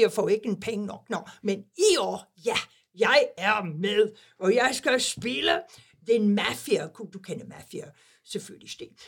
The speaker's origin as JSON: {"language": "Danish", "region": "England", "country": "United Kingdom", "second_language": "Danish", "moved": "yes", "lives_now": "Denmark", "said": "jeg er engelsk, jeg er i engelsk pas"}